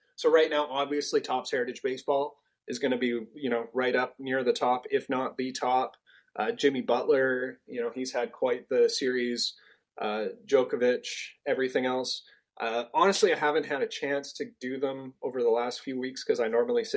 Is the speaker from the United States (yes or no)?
no; Canada; I'm Canadian